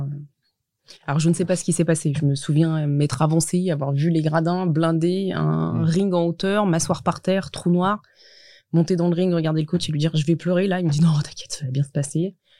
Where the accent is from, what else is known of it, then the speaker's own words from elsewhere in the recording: Montchanin, Bourgogne-Franche-Comté, France; j'ai grandi en Saône-et-Loire